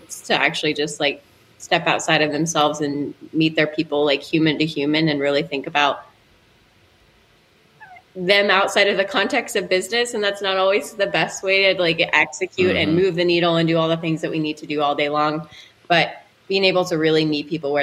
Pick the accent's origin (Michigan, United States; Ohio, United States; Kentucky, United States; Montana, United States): Kentucky, United States; Louisville; I grew up in Louisville